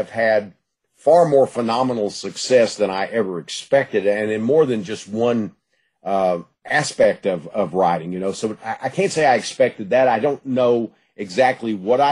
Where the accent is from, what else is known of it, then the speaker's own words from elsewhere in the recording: Gladewater, Texas, United States; I was growing up in East Texas, Gladewater, you know, area. I was born in Gladewater and lived in the East Texas area all my life.